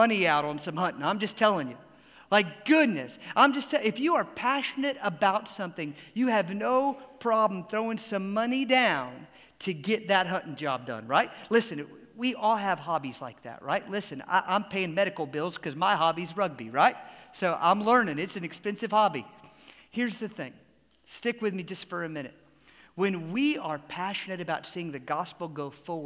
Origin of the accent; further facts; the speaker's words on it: Atlanta, Georgia, United States; growing up in Atlanta